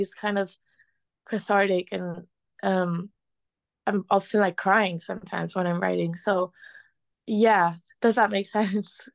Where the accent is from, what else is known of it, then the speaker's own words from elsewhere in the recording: Spain; moved away as an adult; also born or lived in Liverpool, United Kingdom; now in London, United Kingdom; growing up in Spain